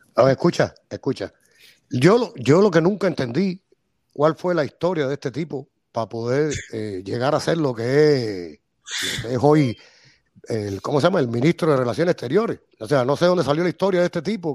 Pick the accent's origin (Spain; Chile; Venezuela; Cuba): Cuba; Havana; moved away; yo soy nacido y criado en Miramar